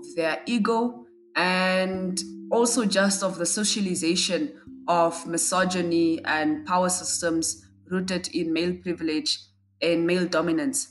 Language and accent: English; Windhoek, Khomas, Namibia; I'm from Namibia and I live in Windhoek.